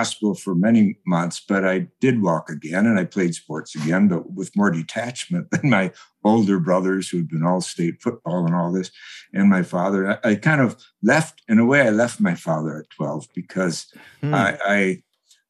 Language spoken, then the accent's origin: English; Madison, Wisconsin, United States; I grew up in Wisconsin, Madison, Wisconsin